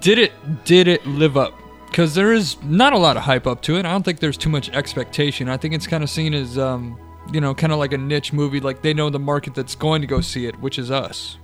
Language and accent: English; United States; It's my uh, you know late uh, '80s upbringing. Just growing up in America